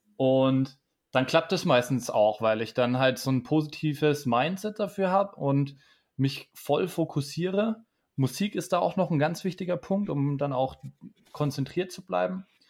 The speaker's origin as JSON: {"language": "German", "town": "Bamberg", "region": "Bavaria", "country": "Germany", "tie": "born or raised there", "said": "aus meiner Heimatstadt in Bamberg"}